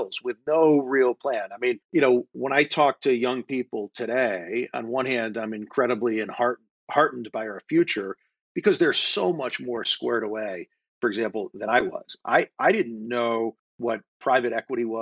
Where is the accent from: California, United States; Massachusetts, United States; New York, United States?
Massachusetts, United States; Springfield; also born or lived in Wilbraham, Massachusetts; I was born in Springfield, Massachusetts, mm-hmm. in Western Mass, and grew up there. And then Wilbraham, which is a small New England town, which borders Springfield.